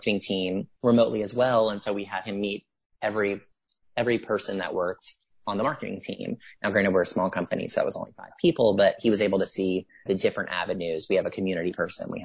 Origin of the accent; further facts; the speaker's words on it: Mississippi, United States; I'm from Mississippi